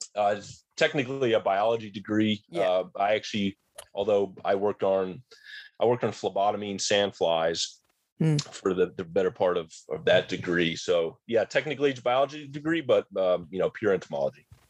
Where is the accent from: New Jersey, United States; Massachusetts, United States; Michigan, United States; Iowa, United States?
New Jersey, United States; I grew up in New Jersey, more in the rural part of New Jersey.